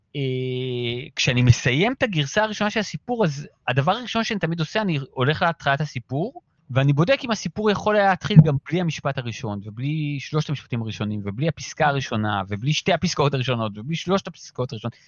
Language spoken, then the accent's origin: Hebrew; Ramat Gan, Tel Aviv District, Israel; אנחנו גדלנו כמו אה, חבורת פרטיזנים ביערות של רמת גן